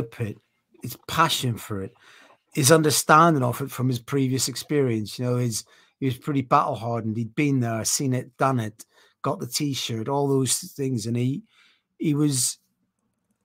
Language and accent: English; Ireland; moved away; I'm an Irish man